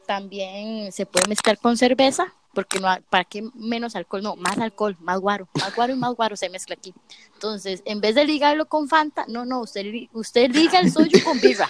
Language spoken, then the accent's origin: Spanish; Costa Rica; moved away as an adult; now in South Korea; yo vengo fogueadísima de Costa Rica